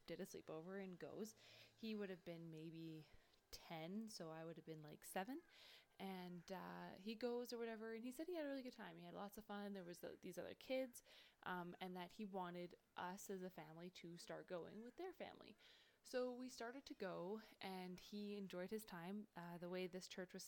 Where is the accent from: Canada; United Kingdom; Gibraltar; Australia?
Canada; Kelowna, British Columbia; also born or lived in Armstrong, British Columbia / Fort McMurray, Alberta; I'm from Canada